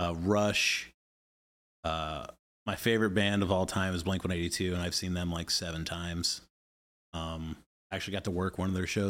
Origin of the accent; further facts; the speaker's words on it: Atlanta, Georgia, United States; moved away as an adult; now in Kansas City, United States; So I grew up in Atlanta. Yeah, I lived there since I was 5, from 92 to 2015, and then I moved here to Kansas City.